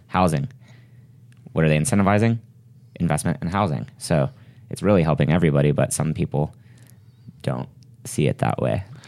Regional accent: Texas, United States; when I was growing up in Texas, one of my first jobs was working at a grocery store

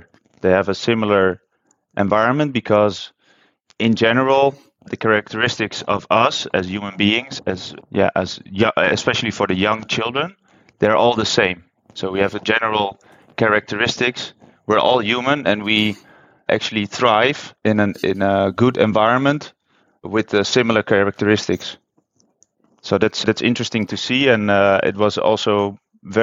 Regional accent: Netherlands; moved away as an adult; also born or lived in China; I'm from Holland

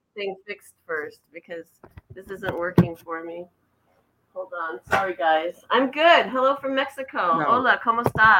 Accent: Redondo Beach, California, United States; moved away as an adult; also born or lived in Los Angeles / Humboldt County; I grew up in Redondo Beach in Southern California. Graduated high school in 77.

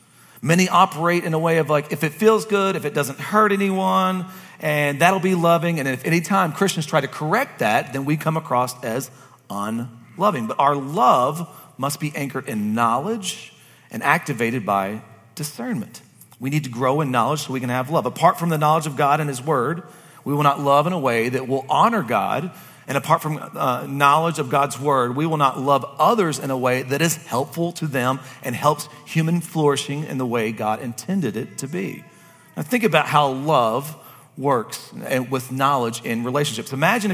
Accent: Kentucky, United States; like you said, I'm from Kentucky, I gotta make things super simple.

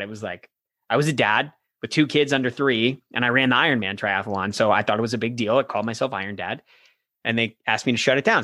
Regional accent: Florida, United States; also born or lived in New York; I grew up in Florida my entire life

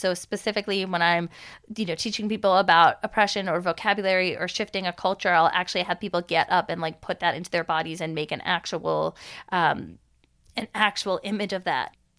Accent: Long Island, New York, United States; I grew up in New York, I grew up in Long Island

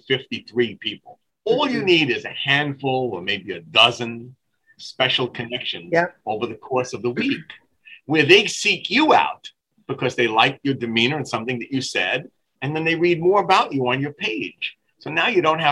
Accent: New York City, New York, United States; I'm the guy from Brooklyn, New York, that was involved with Vince McMahon's World Wrestling Federation for 4 years back in the late 70s

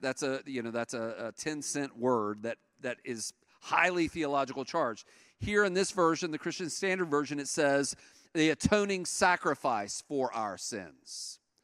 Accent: East Tennessee, United States; I'm from East Tennessee, and in East Tennessee, uh, in the mountains over there, that's where all of my people are from

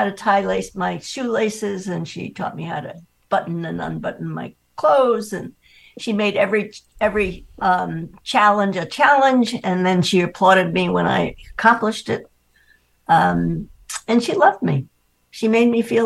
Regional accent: New York City, New York, United States; moved away; I grew up in Manhattan

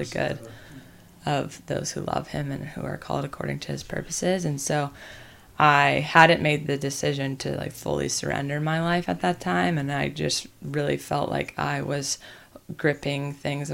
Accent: the Bible Belt, the South, United States; I was raised in the Bible Belt, which is the South

